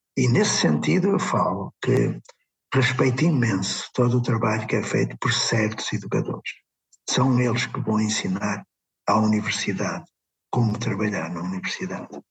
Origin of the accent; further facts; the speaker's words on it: Porto, Norte, Portugal; quando era pequenino, nasci no Puerto